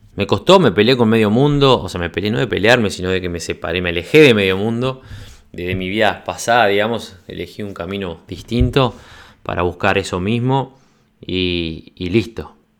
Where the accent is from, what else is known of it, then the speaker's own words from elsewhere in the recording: Uruguay; moved away as an adult; also born or lived in Congo / Uganda / Norway; now in Sweden; casi seis años que me fui desde Uruguay